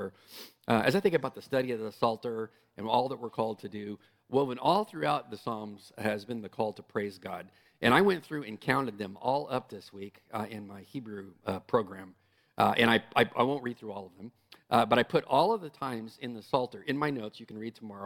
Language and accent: English; San Diego, California, United States; moved away; I'm from San Diego.